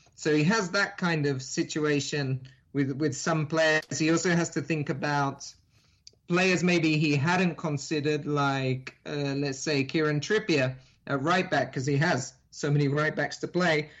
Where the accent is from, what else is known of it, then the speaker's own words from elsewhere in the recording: England, United Kingdom; now in Miami, United States; I am English, so I grew up there in, in England